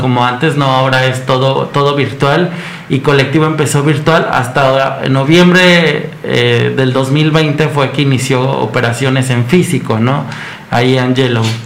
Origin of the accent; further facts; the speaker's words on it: Mexico; como mexicanos